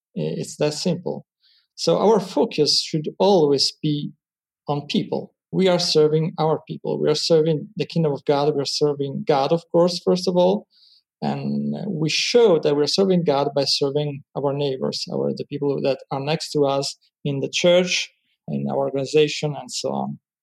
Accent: Italy; I'm from Italy, 100% Italian.

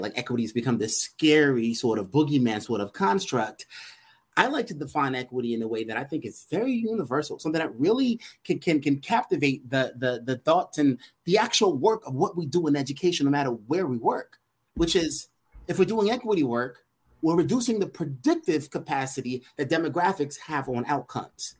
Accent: New York City, New York, United States; growing up in Brooklyn, New York

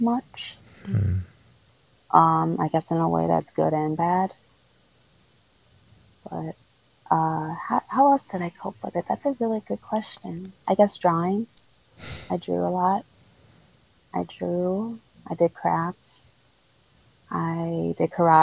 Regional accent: northwest suburb of Chicago, Illinois, United States; also born or lived in Trujillo, Peru; I was raised in Illinois, a northwest suburb off Chicago

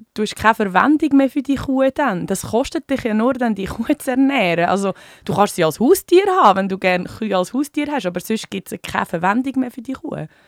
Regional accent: Switzerland; bei uns in der Schweiz

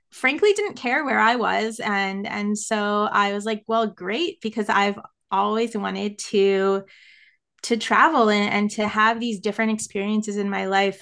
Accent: United States; accent: American; moved away as an adult; I am American

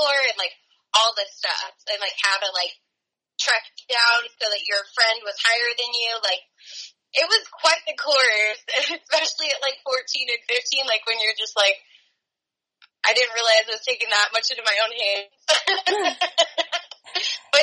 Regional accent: Truckee, California, United States; moved away as an adult; now in San Diego, United States; growing up in Tahoe and Truckee

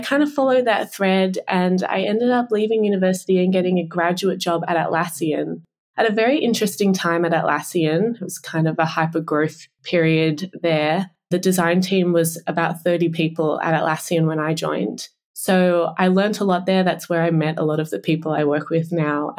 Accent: Australia; you live here your whole life

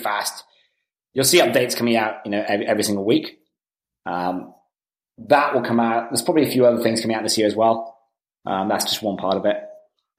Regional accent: United Kingdom; moved away; I'm actually British originally

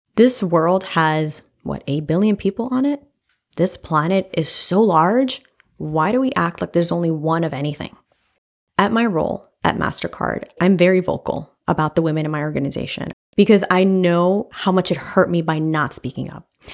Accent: New York City, New York, United States; I grew up in Washington Heights and then from the Bronx

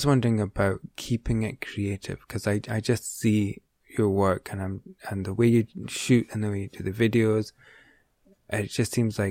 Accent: Aberdeen, Scotland, United Kingdom; I'm from Aberdeen, so it's a couple of hours away.

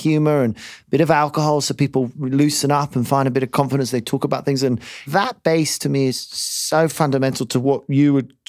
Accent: United Kingdom; I mean, they ring you up and ask you this as a British accountant.

